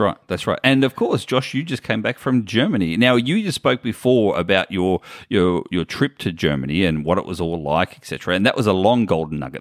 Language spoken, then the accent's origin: English; Australia; I come from Australia where we can't drive over our border